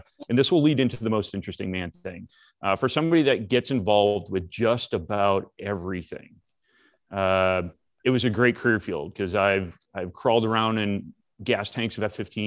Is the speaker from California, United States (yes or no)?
no; Massachusetts, United States; moved away as an adult; also born or lived in Florida; I'm originally from Massachusetts as well